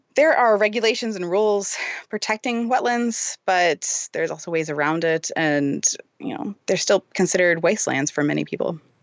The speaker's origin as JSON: {"language": "English", "town": "Fort Worth", "region": "Texas", "country": "United States", "tie": "born or raised there", "said": "I am from a little suburb of Fort Worth"}